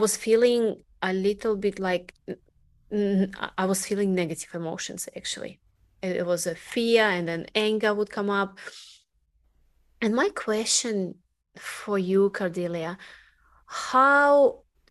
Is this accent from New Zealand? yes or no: no; Russia; English is a second language; moved away as an adult; also born or lived in Delray Beach, Florida; being Russian in America